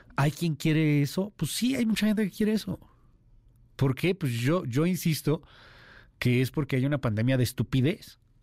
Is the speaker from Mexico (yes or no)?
yes; Mexico; los mexicanos somos muy abiertos, somos pluriculturales, los mexicanos somos uno